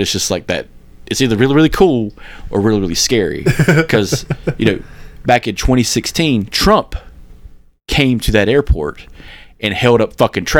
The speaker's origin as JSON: {"language": "English", "town": "Kannapolis", "region": "North Carolina", "country": "United States", "tie": "born or raised there", "said": "I also live next to an airport in town, in my hometown"}